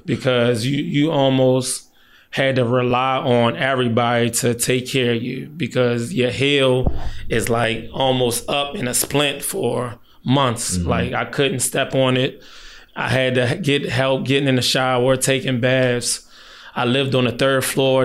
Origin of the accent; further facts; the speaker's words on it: Baltimore, Maryland, United States; moved away; also born or lived in California; I grew up in Baltimore City.